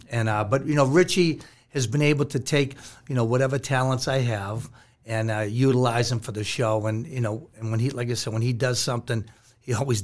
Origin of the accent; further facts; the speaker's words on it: Boston, Massachusetts, United States; I grew up in East Boston